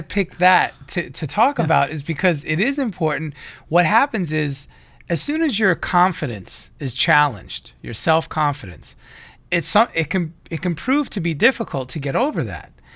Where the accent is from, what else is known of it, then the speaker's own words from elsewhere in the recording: New York, United States; now in Los Angeles, United States; I'm from New York